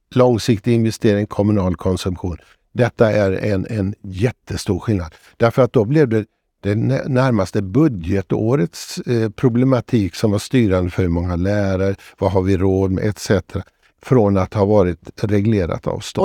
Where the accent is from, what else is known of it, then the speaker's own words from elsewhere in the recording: Borås, Västra Götaland, Sweden; Jag växte upp i Borås